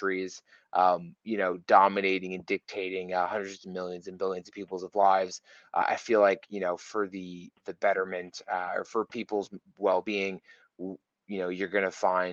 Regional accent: Texas, United States; my home state of Texas, here in the US

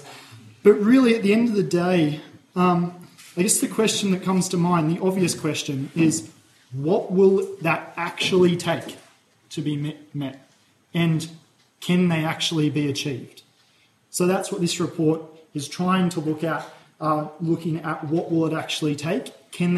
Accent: Australia

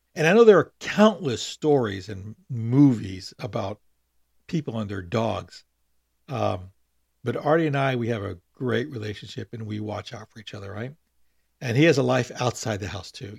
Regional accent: Long Beach, California, United States; also born or lived in San Francisco; I born in San Francisco, but grew up in Long Beach, and that's what I consider my, my hometown

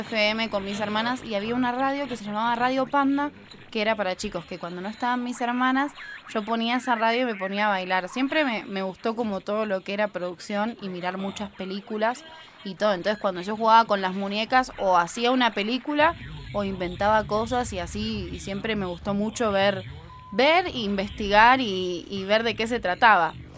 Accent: Buenos Aires, Argentina; moved away as an adult; now in Costa Rica; soy de Buenos Aires, Argentina, y soy maestra de kinder y productora de radio.

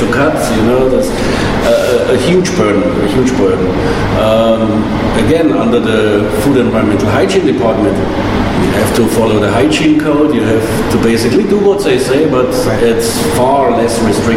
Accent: Germany; moved away as an adult; now in Hong Kong; I'm coming from Germany. I did my apprenticeship over 20 years ago. It was common there

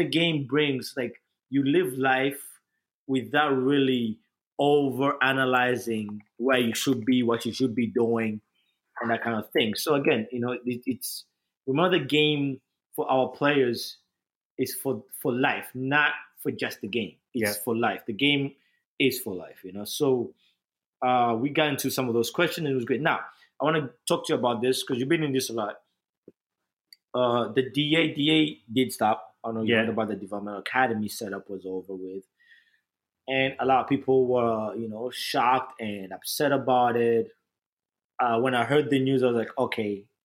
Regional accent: Kampala, Central Region, Uganda; also born or lived in New Jersey; now in West New York, United States; I'm from Kampala, Uganda

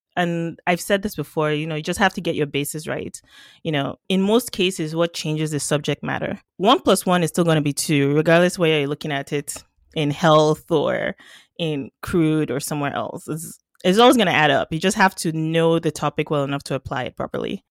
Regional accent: Nigeria; now in Canada; I'm Nigerian by birth, uh, Canadian by adoption

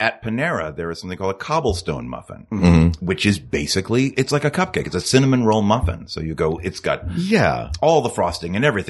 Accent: Palm Beach, Florida, United States; moved away as an adult; also born or lived in New York; I grew up in Palm Beach, Florida.

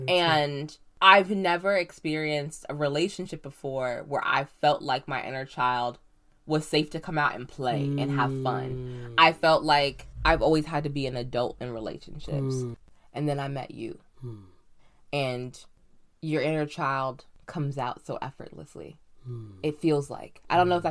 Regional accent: East Coast, United States; now in Rosendale, United States; I grew up on the East Coast

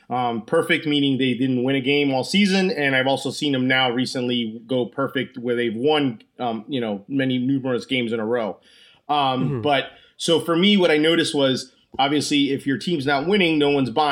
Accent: New Jersey, United States; also born or lived in Orlando; I'm from Orlando, Florida. I'm originally from New Jersey and I'm from Orlando, Florida.

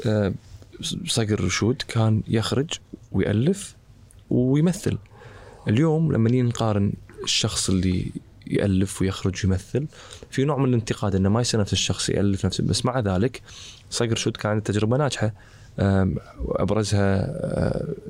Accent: Kuwait; احنا عندنا بالكويت

